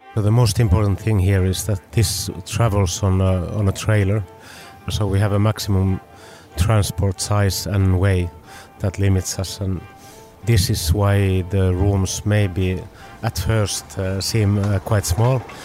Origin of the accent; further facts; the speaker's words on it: Finland; we come from Finland